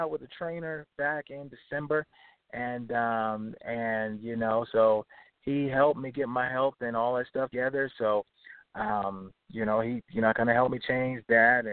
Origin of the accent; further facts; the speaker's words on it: Baltimore, Maryland, United States; now in Richmond, United States; Baltimore, definitely my hometown, born and raised